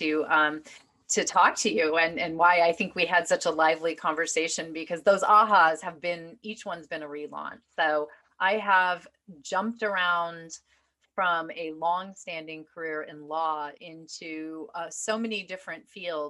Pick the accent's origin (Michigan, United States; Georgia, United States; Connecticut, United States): Michigan, United States; moved away as an adult; also born or lived in Manhattan; I was a kid from Michigan